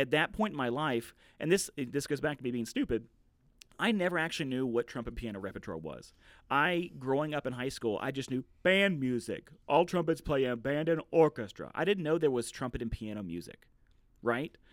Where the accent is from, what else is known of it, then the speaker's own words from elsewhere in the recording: Southwest Virginia, United States; I'm from Southwest Virginia and I'm a, I'm a you know a little bit of a redneck.